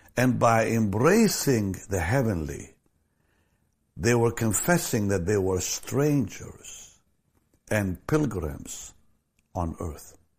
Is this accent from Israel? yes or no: yes; Israel; moved away; I was born in Israel